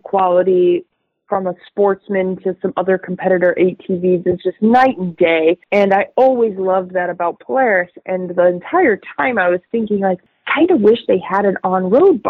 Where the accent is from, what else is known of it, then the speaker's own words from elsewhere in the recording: Tucson, Arizona, United States; moved away as an adult; now in San Diego, United States; I was born and raised in Arizona. I never lived anywhere other than Tucson.